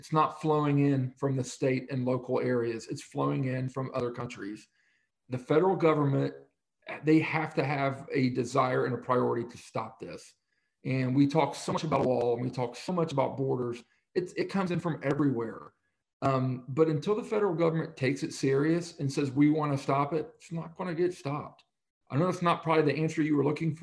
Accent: Middletown, Ohio, United States; I'm just some hillbilly from Middletown, Ohio

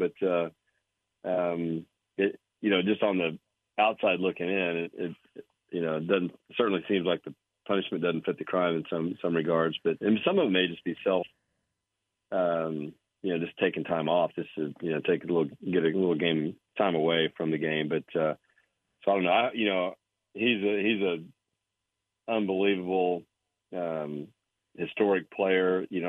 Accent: Bartlesville, Oklahoma, United States; also born or lived in San Antonio, Texas; I grew up in Bartlesville, just north of here.

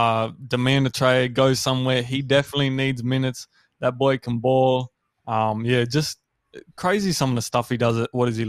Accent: Canberra, Australian Capital Territory, Australia; born there; also born or lived in Brisbane / Sydney / Melbourne; Yeah, so I was born in Canberra, but, you know, I've lived all over. I've lived in Brisbane, Sydney, Melbourne.

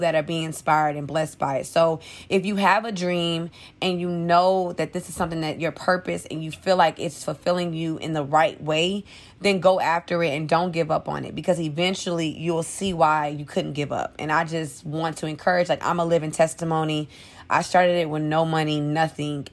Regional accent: New Orleans, Louisiana, United States; moved away; I'm originally from New Orleans, Louisiana. So, Hurricane Katrina hit when I was ten. We lost everything

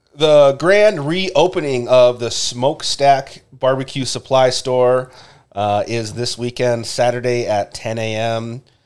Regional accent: Minnesota, United States; as a Minnesotan

